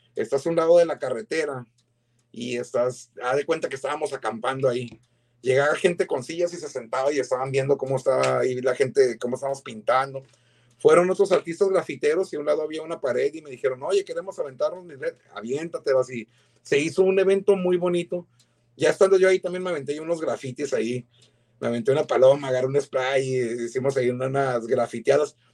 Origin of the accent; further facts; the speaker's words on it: Mexico; now in San Diego, United States; tenemos como chicanos, como mexicanos, binacionales